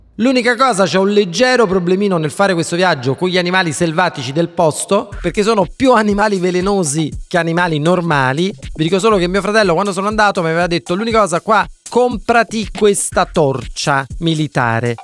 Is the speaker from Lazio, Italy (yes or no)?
no; Naples, Campania, Italy; also born or lived in Vermont, United States; da napoletano